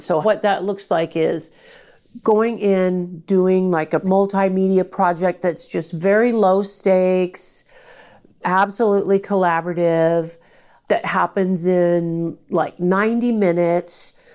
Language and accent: English; Portland, Oregon, United States; I was born and raised in Portland